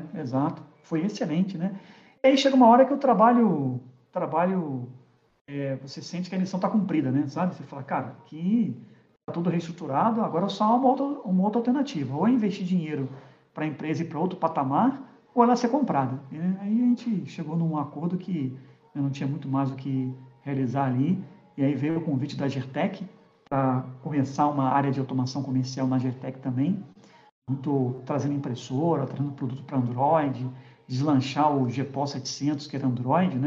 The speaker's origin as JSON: {"language": "Portuguese", "region": "Rio de Janeiro", "country": "Brazil", "also_born_or_lived": "Curitiba", "moved": "yes", "said": "eu sou carioca, sou do Rio de Janeiro"}